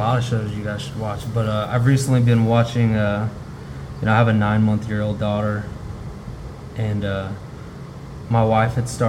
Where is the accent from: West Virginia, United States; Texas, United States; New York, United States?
Texas, United States; Austin; I'm originally from the Austin area.